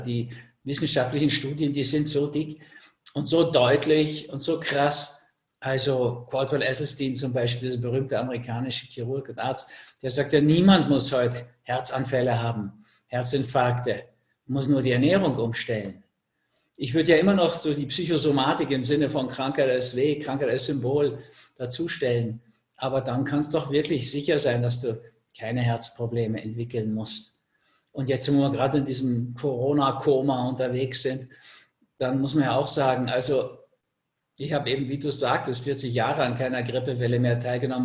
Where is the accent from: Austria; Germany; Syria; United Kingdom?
Austria; also born or lived in Switzerland; bei uns in Österreich